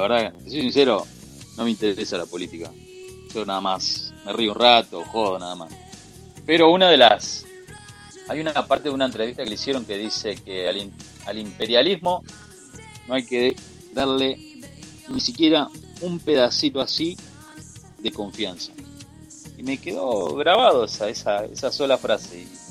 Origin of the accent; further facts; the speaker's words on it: Rosario, Santa Fe, Argentina; soy argentino y soy de la ciudad